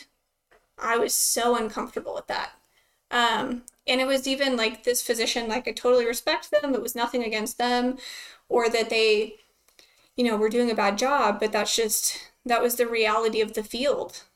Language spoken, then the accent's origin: English; Lubbock, Texas, United States; I'm from Lubbock, Texas, born and raised here